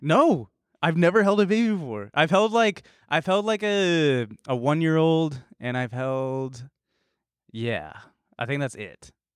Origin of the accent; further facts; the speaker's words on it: Danville, California, United States; moved away; I was in my white hometown, Danville